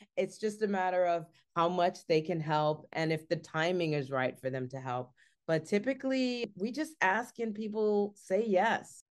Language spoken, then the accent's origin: English; Richmond, Virginia, United States; the Richmond International Film Festival is a great film festival, and it's in my hometown